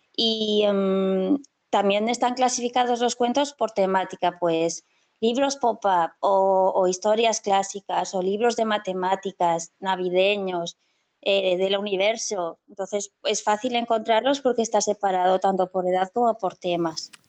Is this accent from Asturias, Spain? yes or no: no; Castellón de la Plana, Valencian Community, Spain; soy de Castellón